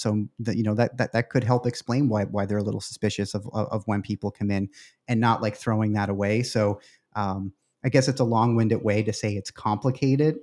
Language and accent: English; Canada; moved away; I'm originally from Canada